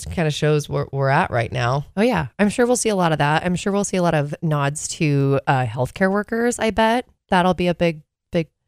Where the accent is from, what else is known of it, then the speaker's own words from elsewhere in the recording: Pacific Northwest, United States; growing up in the Pacific Northwest.